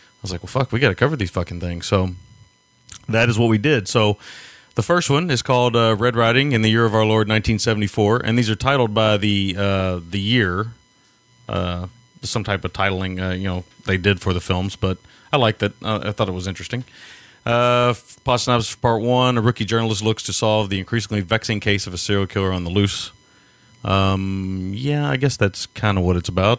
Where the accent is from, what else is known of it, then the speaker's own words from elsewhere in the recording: Kentucky, United States; accent: Kentucky; my Kentucky accent